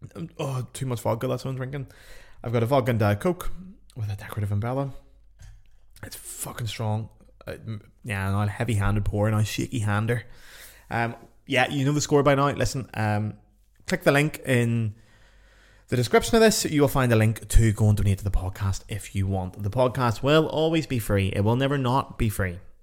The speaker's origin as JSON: {"language": "English", "country": "Ireland", "said": "I'm Irish"}